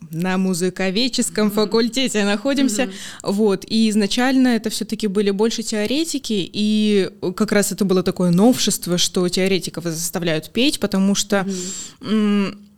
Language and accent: Russian; Novosibirsk, Novosibirsk Oblast, Russia; now in Saint Petersburg, Russia; Из Новосибирска. Да, я из Новосибирска родом